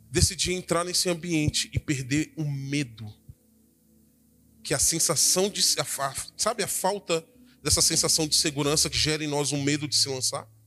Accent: Espírito Santo, Brazil; E isso, irmãos, eu vim de lá, do Espírito Santo.

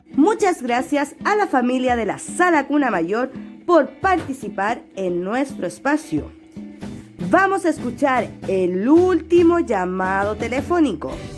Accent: Chile; nuestro país, de Chile

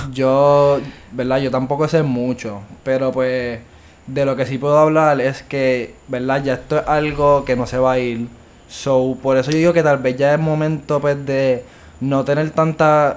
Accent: Bayamón, Puerto Rico; also born or lived in Mayagüez; yo nací y pues me crié toda mi vida en Bayamón

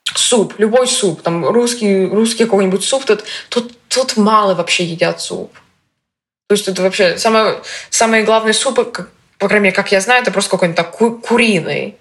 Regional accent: Russia; moved away; я из России

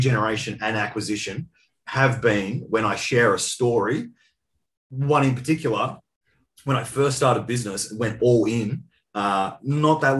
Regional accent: Colac, Victoria, Australia; I was actually back in my hometown, for those listening. It was a little town called Colac, around about 10,000 population, about 2 hours west of Melbourne

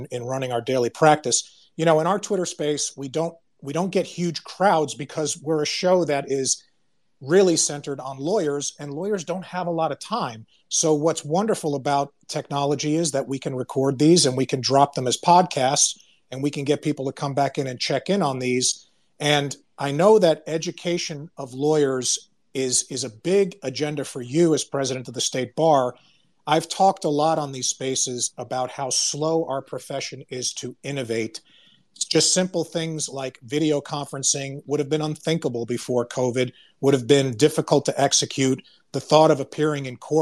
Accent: Long Island, New York, United States; also born or lived in Florida / Miami / Fort Lauderdale; now in Texas, United States; I'm a New Yorker born, Long Island, relocated to Florida, went to law school in Miami, and now I'm in Texas

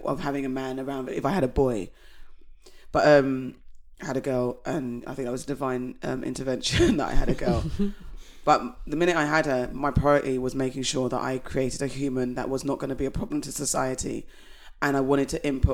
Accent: United Kingdom; as a British black person

